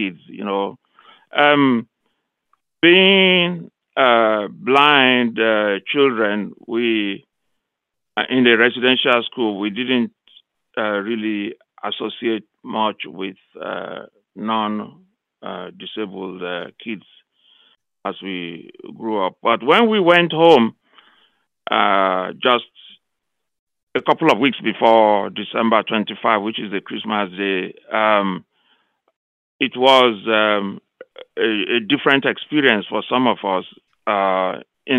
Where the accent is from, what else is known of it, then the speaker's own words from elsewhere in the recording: Nigeria; now in Missouri, United States; from Nigeria, now based in Missouri State University, where I work. I grew up in Nigeria